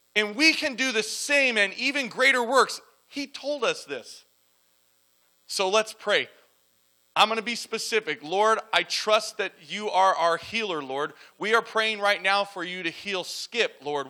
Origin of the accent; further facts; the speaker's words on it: La Mirada, California, United States; moved away as an adult; I grew up in La Mirada, Whittier area. i lived there over 35 years and I just up and left.